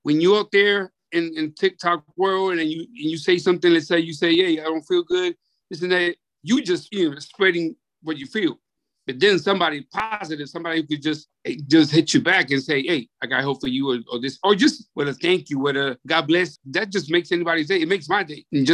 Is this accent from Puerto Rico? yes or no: yes; Vega Baja, Puerto Rico; I'm from Vega Baja.